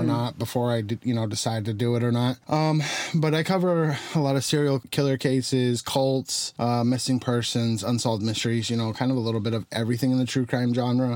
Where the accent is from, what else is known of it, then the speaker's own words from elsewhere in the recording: Tucson, Arizona, United States; moved away; Tucson is my hometown. That's where I'm originally from